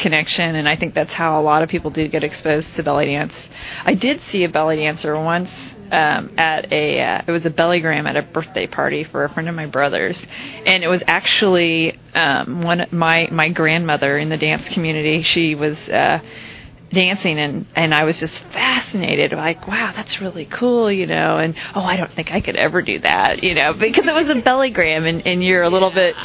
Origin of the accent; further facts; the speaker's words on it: Kansas City, United States; I'm from Kansas City